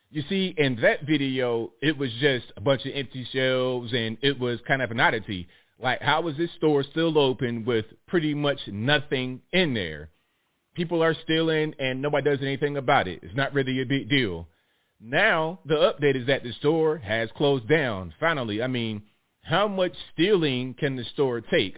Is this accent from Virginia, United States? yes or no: yes; Virginia, United States; I'm from Virginia